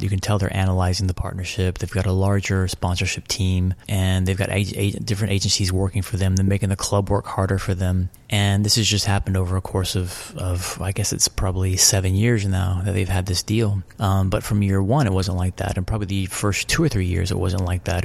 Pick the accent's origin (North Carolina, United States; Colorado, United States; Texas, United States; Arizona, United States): Texas, United States; Abilene; moved away as an adult; also born or lived in San Antonio, Texas / Lubbock, Texas / Liverpool / Monaco; Born in San Antonio, Texas. Grew up between San Antonio, Lubbock, Texas, and mostly uh, Abilene, Texas. Between age, ages of twelve to twenty-one, I was in Abilene, Texas